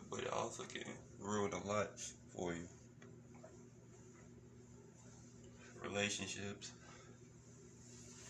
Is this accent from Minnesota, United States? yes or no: no; Beaumont, Texas, United States; where I come from is, I was born in Beaumont, Texas, west side, Beaumont. Really came from the mud